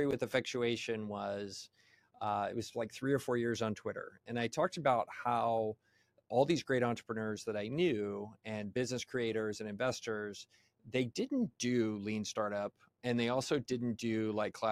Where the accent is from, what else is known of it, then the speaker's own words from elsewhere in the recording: United States; I'm sorry for being an American